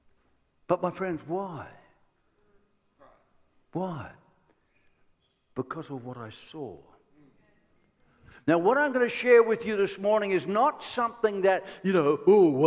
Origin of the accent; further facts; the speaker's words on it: Ireland; I am Irish